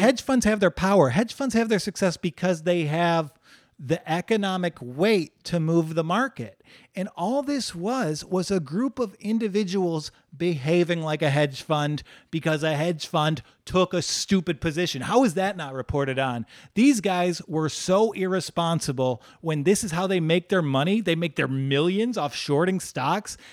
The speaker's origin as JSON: {"language": "English", "region": "Midwest", "country": "United States", "said": "we're from the Midwest"}